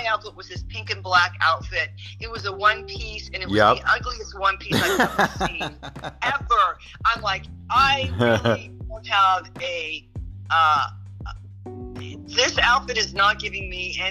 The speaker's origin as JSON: {"language": "English", "town": "Los Angeles", "region": "California", "country": "United States", "said": "I'm from Los Angeles."}